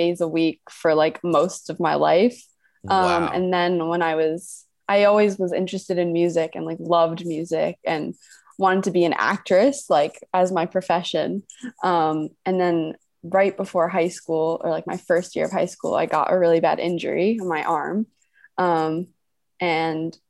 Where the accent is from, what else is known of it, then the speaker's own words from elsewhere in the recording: New York, United States; also born or lived in Boston; I was born in New York. I grew up here